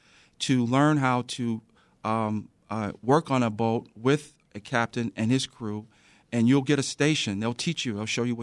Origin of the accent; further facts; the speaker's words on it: Chicago, Illinois, United States; So as a child, I grew up in the South Shore area. My dad had a building there.